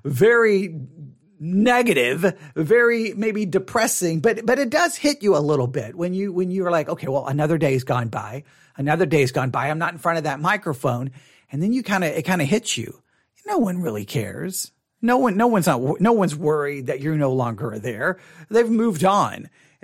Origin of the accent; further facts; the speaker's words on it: Texas, United States; Well, I'm a Texan. I'm a Christian. Definitely not a Southern Baptist.